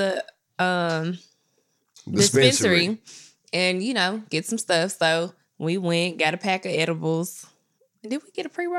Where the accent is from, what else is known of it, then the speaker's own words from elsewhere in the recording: Memphis, Tennessee, United States; So I'm also from Memphis, right? I've lived in some places.